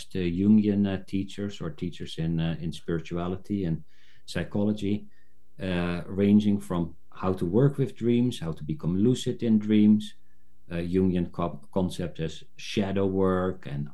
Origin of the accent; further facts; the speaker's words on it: South Africa; I was born in South Africa, I've somehow resonated with the African indigenous tradition